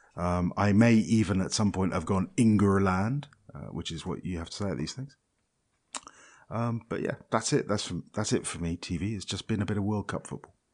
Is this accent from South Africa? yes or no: no; Scotland, United Kingdom; I'm Scottish